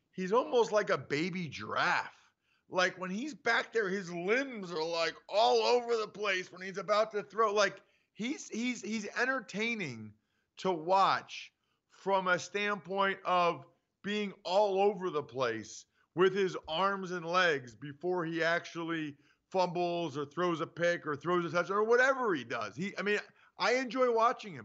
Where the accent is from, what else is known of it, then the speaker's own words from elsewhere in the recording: outside of Philadelphia, Pennsylvania, United States; I grew up and live outside of Philadelphia